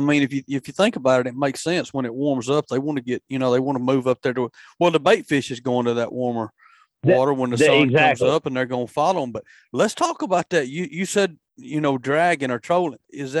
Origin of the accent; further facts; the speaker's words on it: Alabama, United States; moved away as an adult; also born or lived in Mississippi; me moving from Mississippi over here about 8 years ago, which I'm from Alabama originally, spent a lot of my adult life in Mississippi, though.